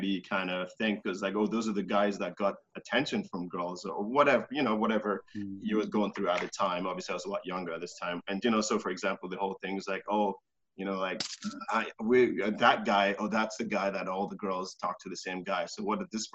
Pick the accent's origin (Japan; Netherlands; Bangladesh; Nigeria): Nigeria; now in Canada; I was born in Nigeria